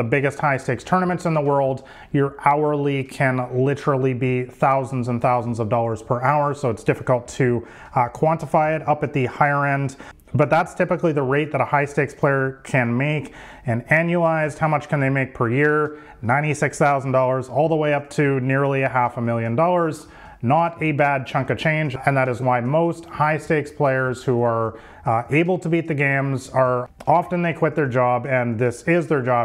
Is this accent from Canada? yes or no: yes; Vancouver, British Columbia, Canada; I'm from Vancouver, Canada